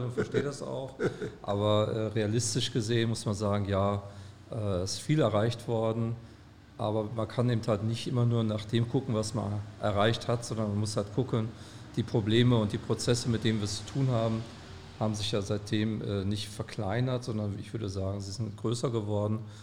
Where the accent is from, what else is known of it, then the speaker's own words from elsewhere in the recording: Gelsenkirchen, North Rhine-Westphalia, Germany; moved away as an adult; also born or lived in Weimar; now in Kassel, Germany; Ich bin geboren in Schalke und dort aufgewachsen